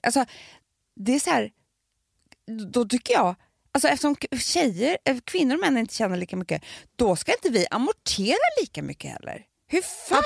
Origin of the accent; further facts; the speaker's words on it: Stockholm, Stockholm County, Sweden; både jag och Alex är ju från alltså vi är ju Reimers båda två.